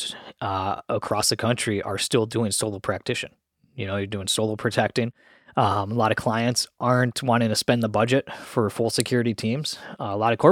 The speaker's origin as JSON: {"language": "English", "region": "Minnesota", "country": "United States", "tie": "born or raised there", "moved": "yes", "said": "Myself growing up in Minnesota"}